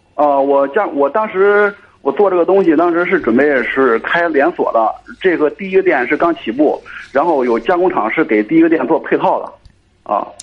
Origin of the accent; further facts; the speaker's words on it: Cangzhou, Hebei, China; 我是沧州的